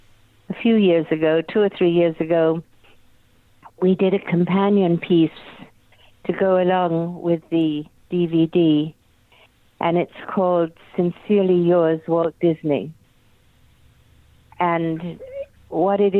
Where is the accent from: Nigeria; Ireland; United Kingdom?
United Kingdom; England; now in Studio City, United States; I was born in England and miss it terribly, my soul is in England and my heart is here